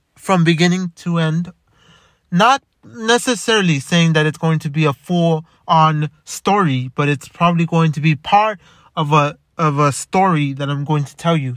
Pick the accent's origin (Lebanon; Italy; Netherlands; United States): United States; Los Angeles, California; also born or lived in Montebello, California; I was born in Boyle Heights. In White Memorial.